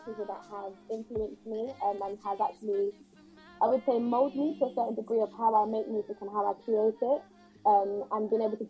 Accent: United Kingdom; because my background is Caribbean, as well as being British.

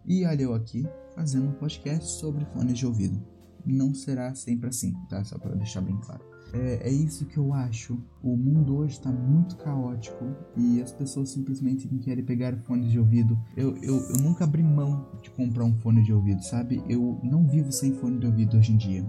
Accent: Brazil; eu sou brasileiro.

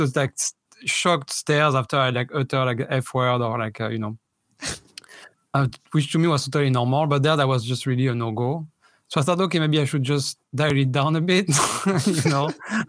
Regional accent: France; I'm from France, obviously.

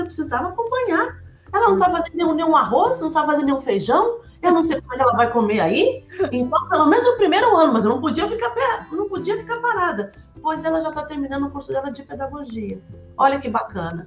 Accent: São Paulo, Brazil; moved away as an adult; also born or lived in Curitiba; now in United States; eu sou de São Paulo, apesar que nos últimos 10 anos eu morei em Curitiba

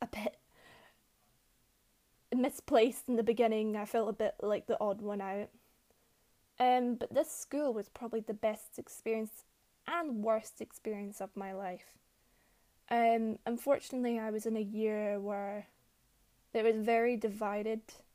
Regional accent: Glasgow, Scotland, United Kingdom; also born or lived in New Zealand; I lived in Glasgow from a very young age, and I lived here until I was about 10. Then I moved to New Zealand for a couple of years

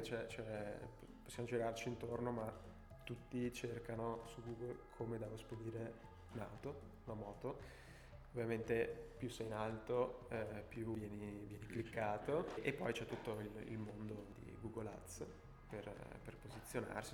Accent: Belluno, Veneto, Italy; moved away as an adult; also born or lived in Milan; dal mio paese Belluno

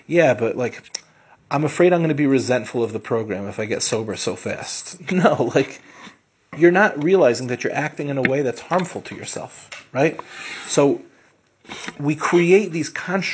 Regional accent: Lawrence, New York, United States; also born or lived in Far Rockaway, New York; we moved from Far Rockaway to Lawrence, which in the five towns at the time was like a move up

